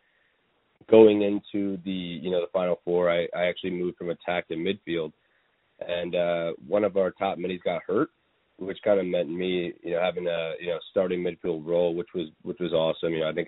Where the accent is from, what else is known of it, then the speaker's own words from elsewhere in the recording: Ontario, Canada; growing up in Ontario, you kind of have either lacrosse or mainly the main sport is hockey.